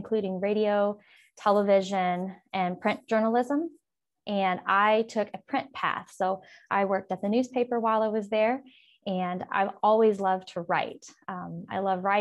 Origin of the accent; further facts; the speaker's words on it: The Woodlands, Texas, United States; also born or lived in Huntsville, Texas; I was born in the Woodlands, and I grew up in Conner ISD